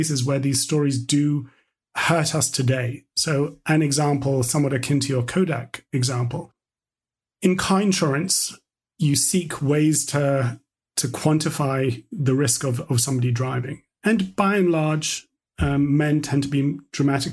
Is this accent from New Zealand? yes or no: no; London, United Kingdom; we had a dark room in our house growing up in London